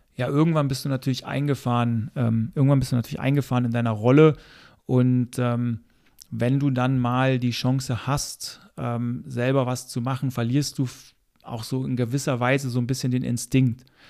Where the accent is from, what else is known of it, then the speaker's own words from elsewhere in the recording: Germany; als Deutscher